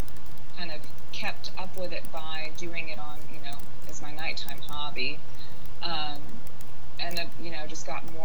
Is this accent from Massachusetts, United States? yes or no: no; Jackson, Mississippi, United States; moved away as an adult; now in Memphis, United States; I'm actually from Jackson, Mississippi, which is quite close, you know, just 3 hours south, and came up to Memphis for college